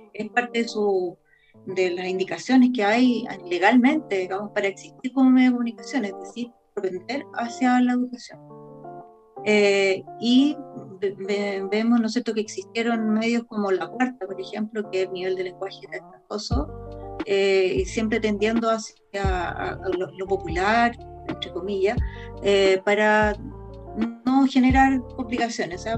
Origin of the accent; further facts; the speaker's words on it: Chile; como chileno